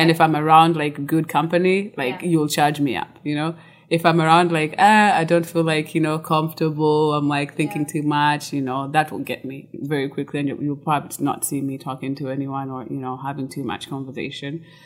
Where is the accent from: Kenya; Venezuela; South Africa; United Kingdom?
Kenya; moved away as an adult; now in United States; I was born and raised in Kenya until I was, I think, 18 after high school. I moved to the US